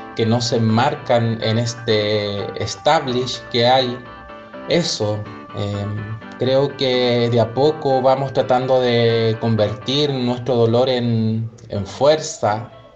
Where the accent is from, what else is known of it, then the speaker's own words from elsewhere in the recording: Chile; Soy chilena